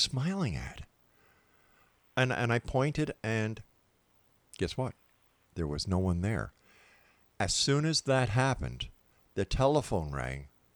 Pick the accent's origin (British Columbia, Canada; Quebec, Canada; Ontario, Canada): Quebec, Canada; Montreal; Montreal, Quebec, my hometown